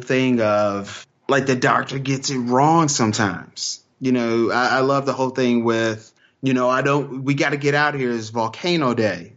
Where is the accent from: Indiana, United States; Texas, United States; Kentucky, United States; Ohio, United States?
Texas, United States; I'm from Texas